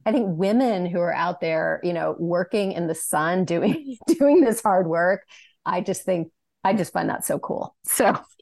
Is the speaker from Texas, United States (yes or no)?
no; Sacramento, California, United States; I'm from, as you mentioned, I'm from Sacramento